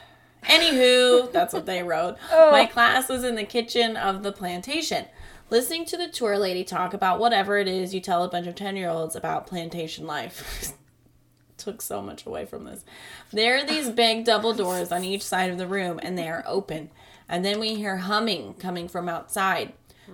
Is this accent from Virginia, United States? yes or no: yes; Virginia, United States; So I grew up in Northern Virginia, and we had plenty of battlefields and such to visit for school trips.